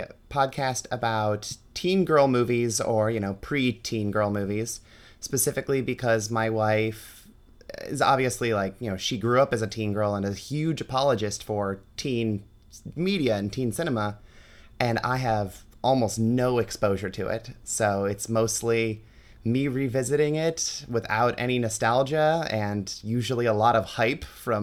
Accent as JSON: {"language": "English", "town": "Cleveland", "region": "Ohio", "country": "United States", "said": "I'm from Cleveland, so that is like an institution here."}